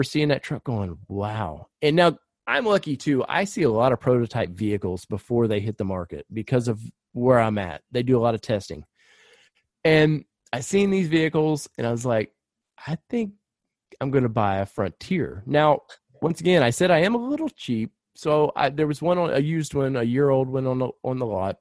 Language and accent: English; Murfreesboro, Tennessee, United States; also born or lived in Ohio; I'm from Ohio. My parents in the 70s, I'm dating myself here, but they moved to Middle Tennessee, to a town called Murfreesboro